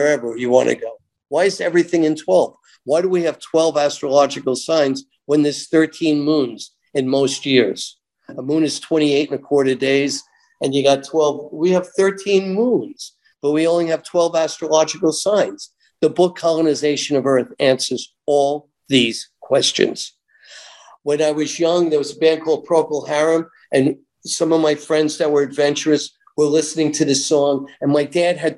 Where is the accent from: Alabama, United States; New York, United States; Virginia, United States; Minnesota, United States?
New York, United States; I'm growing up in New York, conservative New York